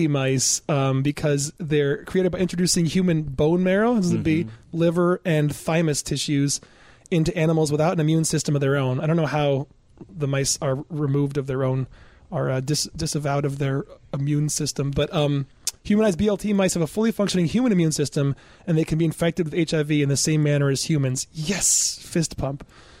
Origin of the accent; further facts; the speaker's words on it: Michigan, United States; That, you know, I'm from Michigan and I could not care less about